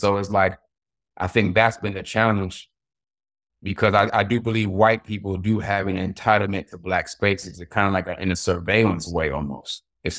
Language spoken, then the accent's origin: English; Florida, United States; So, you know, I grew up in Florida. So, you know, black folk, we have like a certain culture in Florida.